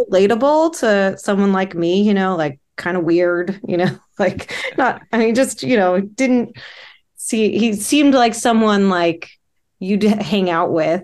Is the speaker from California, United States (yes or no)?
yes; Orange County, California, United States; moved away; I grew up in Orange County